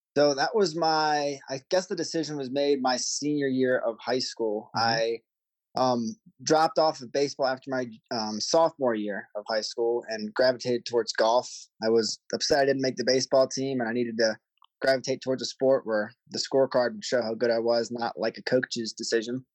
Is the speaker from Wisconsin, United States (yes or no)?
no; Maryland, United States; moved away; I grew up in Maryland.